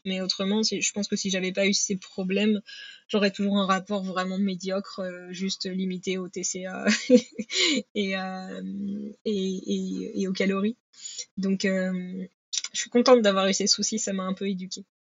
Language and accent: French; Normandy, France; je suis originaire de Normandie